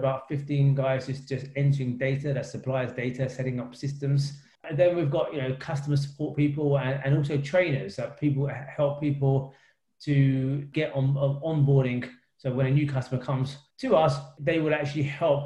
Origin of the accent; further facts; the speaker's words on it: London, United Kingdom; I grew up in East London with my three siblings